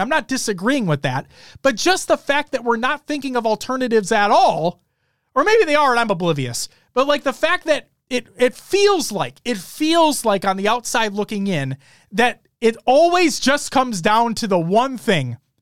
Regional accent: Minnesota, United States; being a Minnesotan

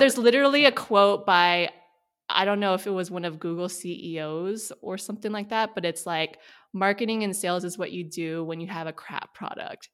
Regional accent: Sacramento, California, United States; now in San Francisco, United States; I grew up in Sacramento, California, so Northern California

